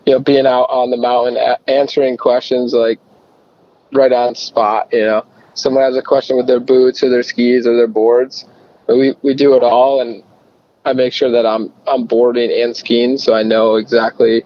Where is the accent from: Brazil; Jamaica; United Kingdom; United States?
United States; Spencerport, New York; moved away as an adult; I grew up in Spencerport, New York